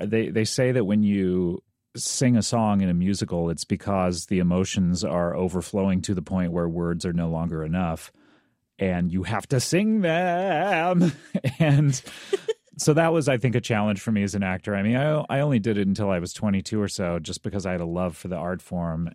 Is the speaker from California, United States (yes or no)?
yes; Orange County, California, United States; I grew up in Orange County, uh, California